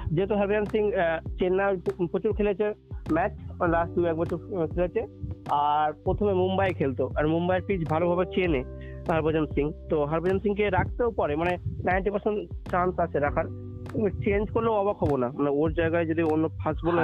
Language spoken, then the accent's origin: Bangla; Kolkata, West Bengal, India; আমরা পশ্চিমবঙ্গের লোক কলকাতার